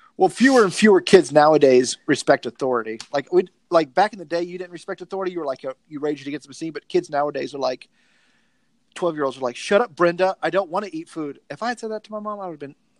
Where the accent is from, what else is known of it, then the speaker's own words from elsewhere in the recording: the South, United States; accent: twang; I'm a Southerner